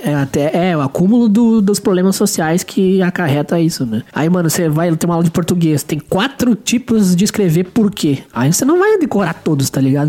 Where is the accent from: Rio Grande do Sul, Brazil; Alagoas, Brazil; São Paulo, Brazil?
Rio Grande do Sul, Brazil